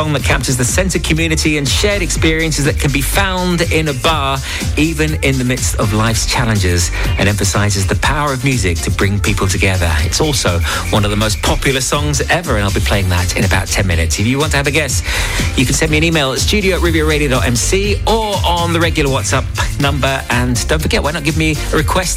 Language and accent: English; Watford, East of England, United Kingdom; moved away; my hometown of Watford